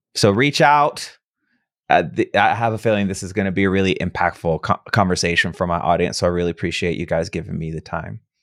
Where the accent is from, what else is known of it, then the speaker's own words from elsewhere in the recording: Midwest, United States; moved away; I grew up in the Midwest